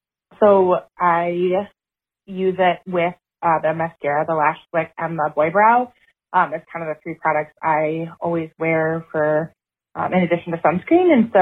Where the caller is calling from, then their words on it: Wisconsin, United States; I'm a listener from Wisconsin.